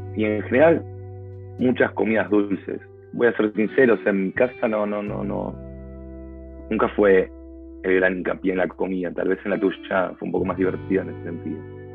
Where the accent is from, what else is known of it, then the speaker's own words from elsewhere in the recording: Argentina; soy argentino